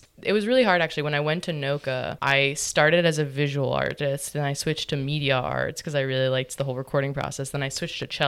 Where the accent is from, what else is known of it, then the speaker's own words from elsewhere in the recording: New Orleans, Louisiana, United States; moved away as an adult; also born or lived in Brooklyn, New York; we were like kind of in like a pretty hippie commune of artist musicians growing up in Mid-City.